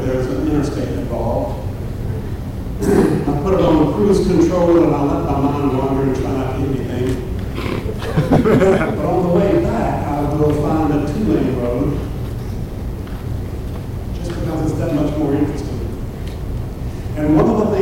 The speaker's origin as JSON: {"language": "English", "town": "Vicksburg", "region": "Mississippi", "country": "United States", "tie": "born or raised there", "said": "I grew up in Vicksburg, Mississippi, which is right on the Mississippi River."}